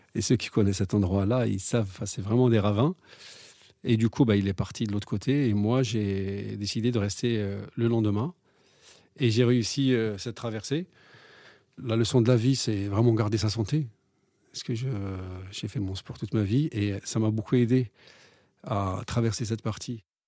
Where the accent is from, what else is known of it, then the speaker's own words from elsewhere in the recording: Algeria; moved away as an adult; now in France; J'ai grandi en Algérie